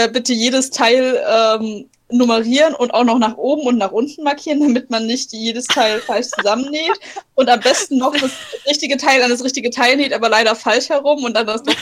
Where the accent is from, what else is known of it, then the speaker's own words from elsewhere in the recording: Bavaria, Germany; Ja, bei uns in Bayern gibt es immer